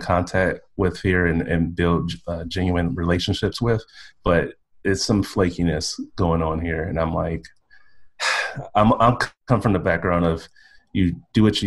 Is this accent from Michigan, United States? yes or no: yes; Detroit, Michigan, United States; accent: Southern twang; moved away as an adult; also born or lived in California / Columbus, Georgia; now in Canada; I grew up in Detroit, Michigan. So I am American. But my parents are from the South. So you might hear a little bit of a Southern twang in my voice